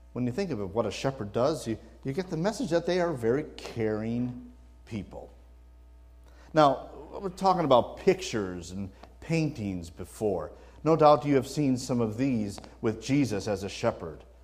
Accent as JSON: {"language": "English", "region": "Wisconsin", "country": "United States", "tie": "born or raised there", "moved": "yes", "lives_now": "California, United States", "said": "I was born in the Midwest, born and raised in, in Wisconsin."}